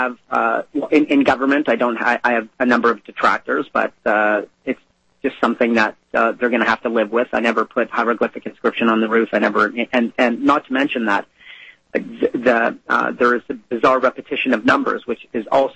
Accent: Canada; I'm Canadian.

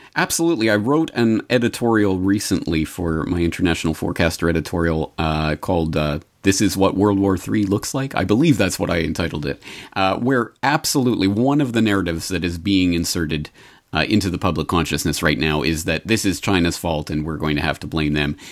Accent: Canada; now in Japan; I am not American. So, as a Canadian

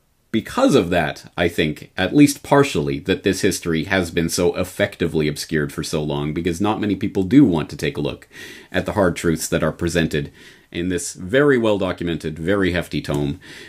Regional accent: Canada; now in Japan; because as a Canadian in Japan, my only familiarity with Herbert Hoover is the Hoover Dam

